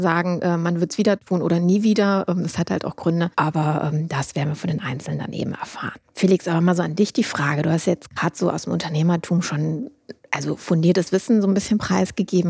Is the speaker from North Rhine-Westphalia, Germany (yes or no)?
yes; Düsseldorf, North Rhine-Westphalia, Germany; also born or lived in Duisburg; bin ursprünglich Düsseldorferin